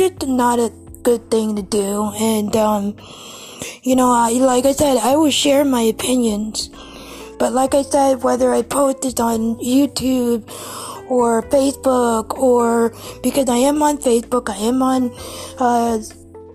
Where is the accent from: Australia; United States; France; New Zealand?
United States; Ohio; I am from Ohio